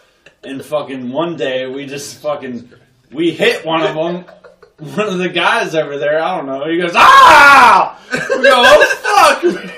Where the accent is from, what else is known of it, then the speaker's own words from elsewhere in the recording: United States; I grew up in Washington on Weirk Avenue.